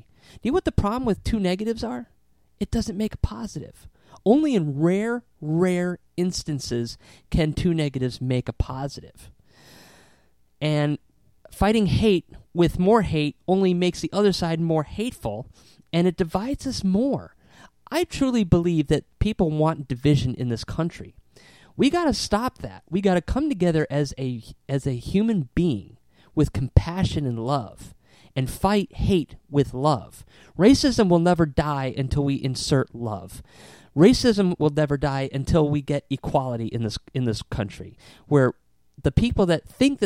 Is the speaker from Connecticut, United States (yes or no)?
yes; Southington, Connecticut, United States; growing up in Southington, Connecticut, they used to have this green, and we used to have the Apple Festival